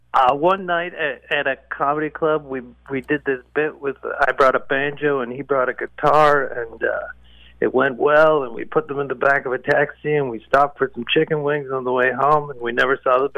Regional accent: Oakville, Ontario, Canada; also born or lived in Toronto; I was born and raised in Oakville, Ontario, and now I live out in a small town in the middle of Ontario, so... Yeah, and I spent some time in Toronto, too.

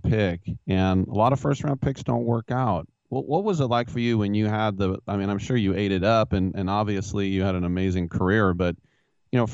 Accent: Oakland, California, United States; I'm from Oakland

